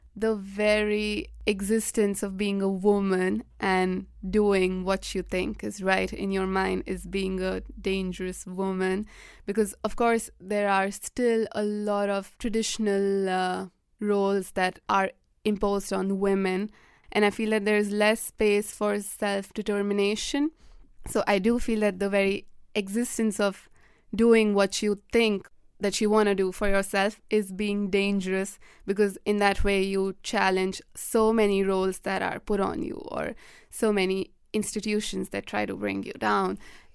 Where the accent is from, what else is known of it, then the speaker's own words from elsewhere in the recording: India; first language Hindi; English is a second language; I mean, our conversational language is also Hindi. My first language is Hindi. But I feel that we lose a lot of it because we're educated in English.